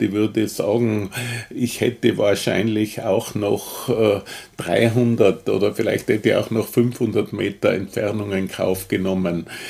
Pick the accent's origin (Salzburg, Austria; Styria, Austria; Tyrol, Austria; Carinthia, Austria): Tyrol, Austria; moved away as an adult; now in Vienna, Austria; ich bin ja Tiroler